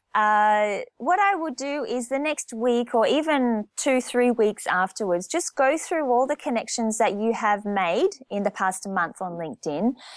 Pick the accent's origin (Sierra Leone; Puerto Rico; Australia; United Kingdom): Australia; moved away as an adult; also born or lived in Japan / France; back in my home country, my culture, my language